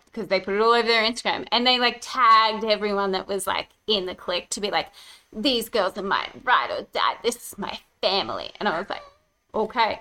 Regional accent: Brisbane, Queensland, Australia; now in Gold Coast, Australia; I grew up in Brisbane

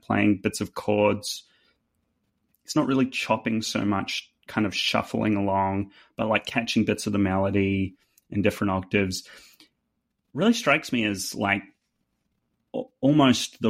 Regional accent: New Zealand; accent: New Zealand; now in Nashville, United States; With my New Zealand accent

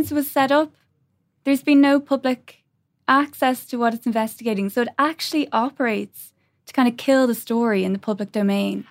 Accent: Ireland; we as the Irish people

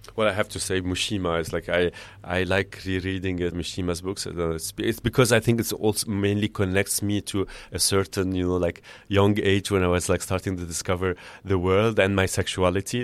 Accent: Beirut, Beirut Governorate, Lebanon; moved away as an adult; also born or lived in Amsterdam; now in Paris, France; growing up in Beirut during the war years

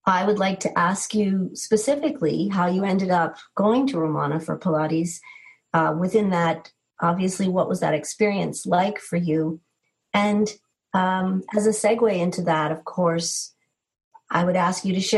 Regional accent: East Coast, United States; also born or lived in New England; now in Boulder, United States; I'm also from the East Coast, and oftentimes get homesick for hearing people speak with a certain accent

